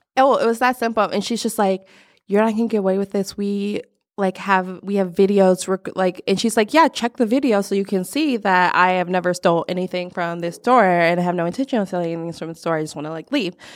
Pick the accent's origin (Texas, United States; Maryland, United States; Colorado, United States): Texas, United States; I was born in Texas